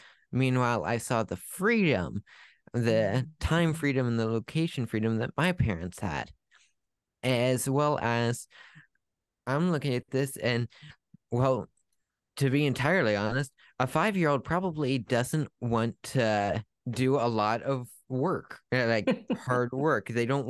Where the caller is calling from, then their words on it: Ohio, United States; Well, I'm coming from Ohio, northeastern Ohio.